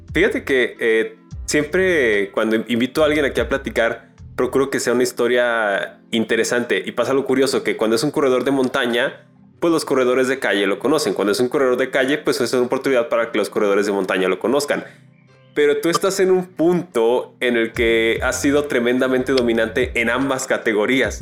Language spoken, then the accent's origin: Spanish; León, Guanajuato, Mexico